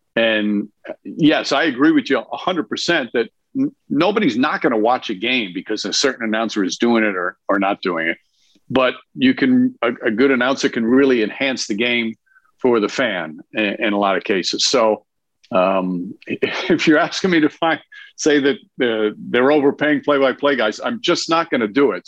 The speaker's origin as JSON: {"language": "English", "region": "New York", "country": "United States", "said": "as a New Yorker and as a Knicks fan"}